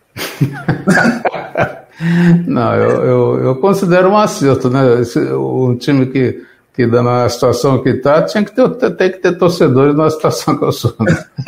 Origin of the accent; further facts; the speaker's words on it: São José dos Campos, São Paulo, Brazil; moved away; Eu sou de São José dos Campos, interior de São Paulo.